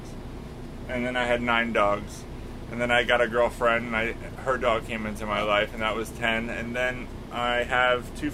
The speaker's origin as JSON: {"language": "English", "region": "Florida", "country": "United States", "tie": "born or raised there", "also_born_or_lived": "Los Angeles, United States", "moved": "yes", "lives_now": "Lake Tahoe, United States", "said": "I grew up in Florida"}